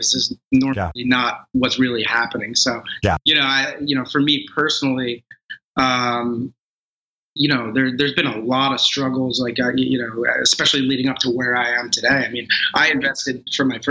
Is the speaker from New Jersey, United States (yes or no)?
yes; Northern New Jersey, United States; I grew up in Northern New Jersey